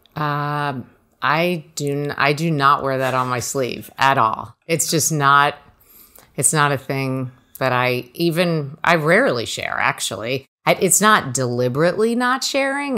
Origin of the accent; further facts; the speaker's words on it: New Jersey, United States; I grew up in Jersey, so four hours from Cornell